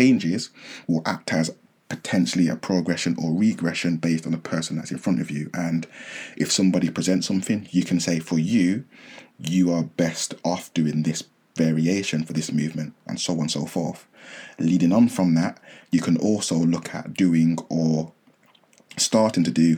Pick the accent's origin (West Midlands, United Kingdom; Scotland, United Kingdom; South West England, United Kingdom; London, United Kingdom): West Midlands, United Kingdom; near Birmingham; also born or lived in Nottingham; I relocated from Nottingham back home near the Midlands, Birmingham